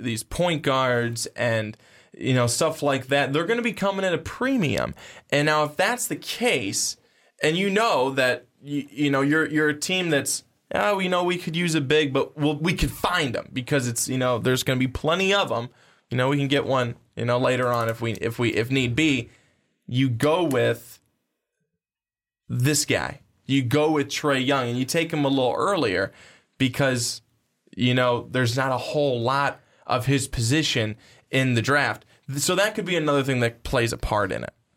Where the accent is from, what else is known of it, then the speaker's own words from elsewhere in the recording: United States; as American sports people